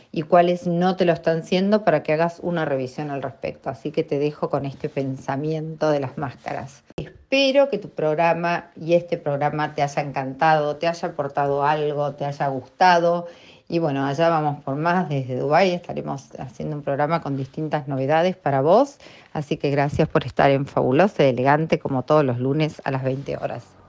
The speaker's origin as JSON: {"language": "Spanish", "country": "Argentina"}